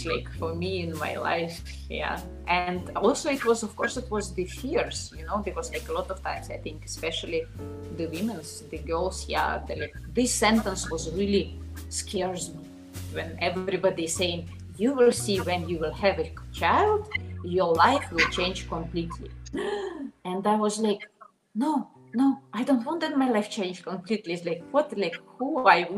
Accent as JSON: {"language": "English", "region": "Minsk", "country": "Belarus", "tie": "born or raised there", "also_born_or_lived": "Slovenia", "second_language": "English", "moved": "as an adult", "said": "I was born in Belarus. All my life I was in Minsk, and I was 20 years old when I moved to Slovenia"}